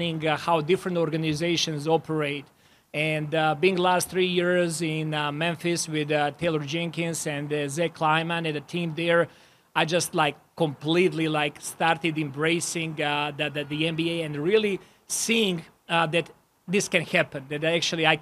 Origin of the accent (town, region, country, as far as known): Serbia; born or raised there; moved away as an adult; now in Toronto, Canada